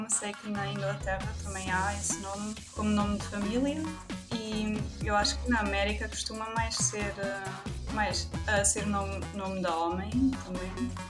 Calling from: Nuremberg, Bavaria, Germany; É, eu estou em Nuremberg, na Alemanha.

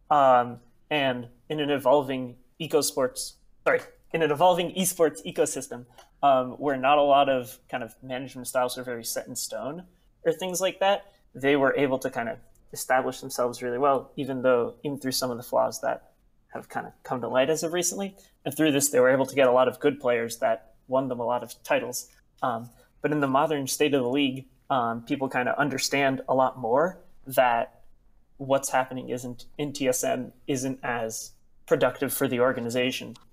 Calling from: Pasadena, California, United States; Hi, I'm calling from Pasadena in California.

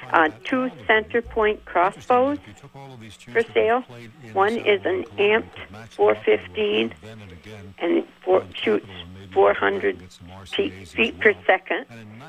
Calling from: Bakersfield, California, United States; … from Bakersfield.

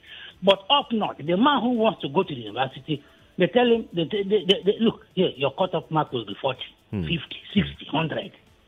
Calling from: Okokomaiko, Lagos, Nigeria; So I'm calling from Okukomaiko.

